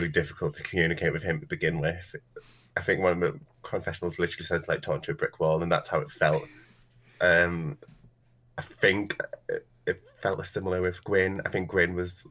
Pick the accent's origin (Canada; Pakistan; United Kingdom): United Kingdom; I'm British, I work as a drag queen